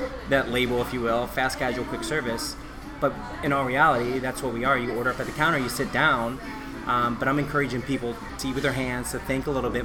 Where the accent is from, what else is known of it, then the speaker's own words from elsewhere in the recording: St. Louis, Missouri, United States; moved away as an adult; also born or lived in Chicago / Indiana / East Coast; I'm from St. Louis